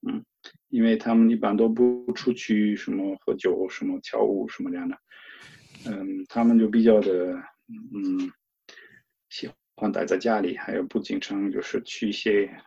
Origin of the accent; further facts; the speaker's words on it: Cologne, North Rhine-Westphalia, Germany; Chinese is a second language; moved away as an adult; also born or lived in China; now in Ingolstadt, Germany; 我在科隆就度假，回过老家